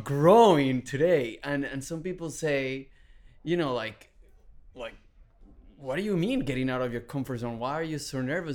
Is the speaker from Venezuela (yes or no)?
yes; Venezuela; English is a second language; moved away as an adult; also born or lived in Texas; now in Los Angeles, United States; I was born in Venezuela. Um, my dad is Syrian. My mom is Venezuelan, Hispanic. I was born in 1981. I have three sisters um, and grew up in a you know beautiful a very humble household.